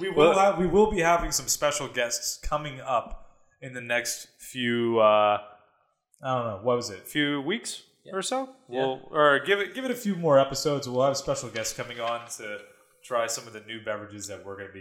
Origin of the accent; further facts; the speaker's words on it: San Diego, California, United States; moved away; when I was growing up in San Diego